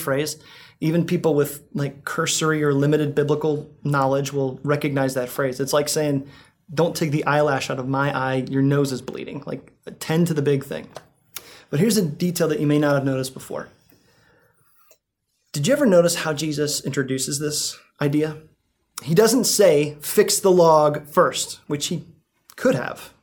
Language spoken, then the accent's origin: English; Greentown, United States; I grew up in Greentown